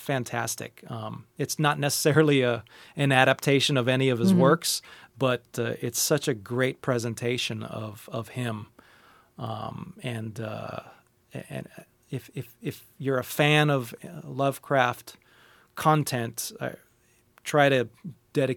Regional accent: Hawaii, United States; I grew up in Hawaii

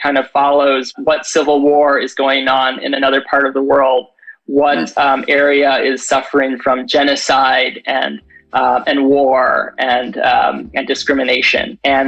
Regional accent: Chicago, Illinois, United States; now in San Diego, United States; Actually, I'm from Chicago. And so I moved here about 12 years ago. And when I came to San Diego, I really didn't know the history of San Diego

